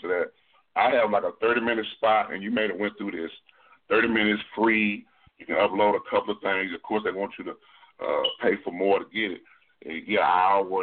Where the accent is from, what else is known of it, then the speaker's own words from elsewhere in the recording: Texas, United States; I'm from Texas